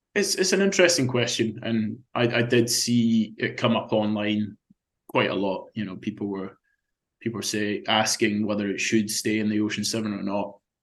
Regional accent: Scotland, United Kingdom; that was very special growing up there and and being being a Scotsman

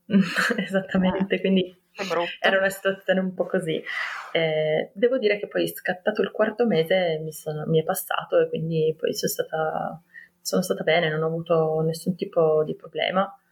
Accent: Turin, Piedmont, Italy; ho 33 anni, ehm, sono di Torino

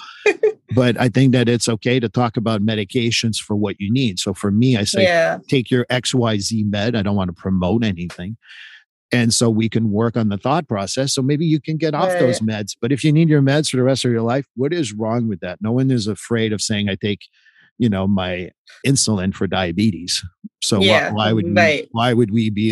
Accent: United States; I am a white male in the United States and I'm an American

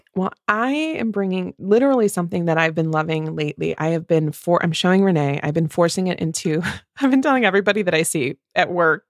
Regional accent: Midwest, United States; two Midwest mood readers

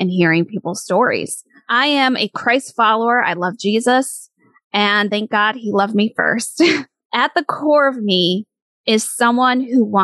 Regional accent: Michigan, United States; moved away as an adult; now in New York City, United States; I was raised in Michigan and grew up there

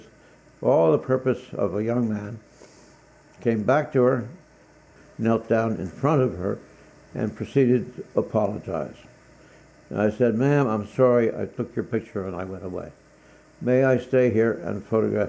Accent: Mount Lebanon, Pennsylvania, United States; I'd spent my life growing up in Mount Lebanon in the suburbs

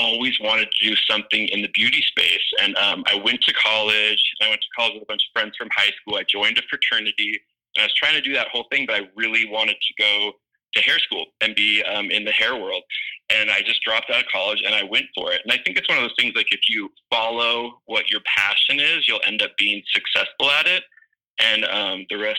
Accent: Los Angeles, California, United States; moved away as an adult; now in Nashville, United States; I'm like a total Southern California boy my whole life. I grew up there

